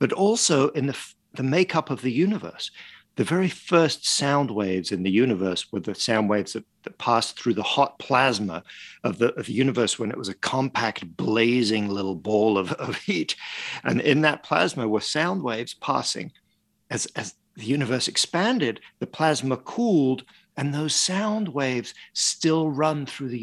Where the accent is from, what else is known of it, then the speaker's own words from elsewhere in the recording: Paris, Île-de-France, France; moved away; I grew up in Paris and in France